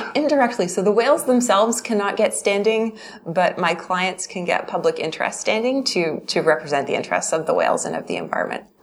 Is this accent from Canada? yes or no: yes; Vancouver, British Columbia, Canada; now in Calgary, Canada; I'm originally from Vancouver and I'm now based in Calgary.